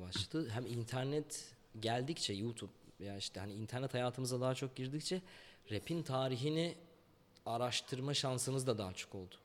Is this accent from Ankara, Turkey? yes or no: yes; Ankara, Turkey; ben Cebeci'de Seyhan sokakta doğdum. Yani büyüdüm orada. Hı. 12 yaşıma kadar orada kaldım.